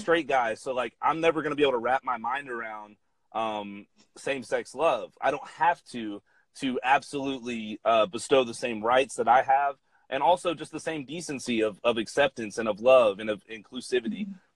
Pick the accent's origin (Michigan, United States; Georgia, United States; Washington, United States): Georgia, United States; Atlanta; I'm from Atlanta, Georgia, and I grew up about like mm-hmm. 30 minutes outside of the city